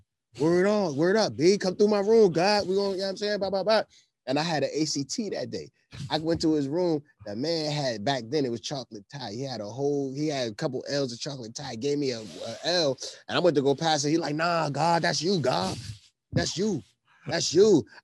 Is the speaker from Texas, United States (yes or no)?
no; Buffalo, New York, United States; also born or lived in New Jersey; I was the only Buffalo kid that hung with them.